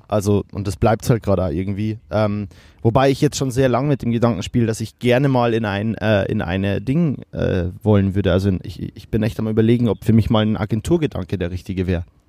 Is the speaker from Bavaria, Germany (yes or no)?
yes; Kelheim, Bavaria, Germany; ich komme ja aus Kehlheim